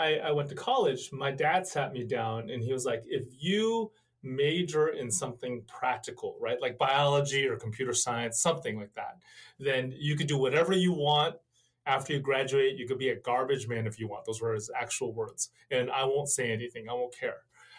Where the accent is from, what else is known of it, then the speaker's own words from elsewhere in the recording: San Francisco Bay Area, California, United States; I am from California. I was born and raised in the San Francisco Bay Area, and I feel like I've lived my entire life in this hour radius. So I grew up in the South Bay. I went up to the East Bay for college. I spent my early adulthood in the East Bay